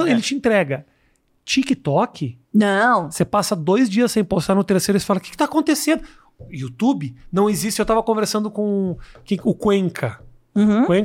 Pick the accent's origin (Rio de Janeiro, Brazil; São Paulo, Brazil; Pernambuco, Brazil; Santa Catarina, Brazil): Santa Catarina, Brazil; Itajaí; Eu sou de Itajaí.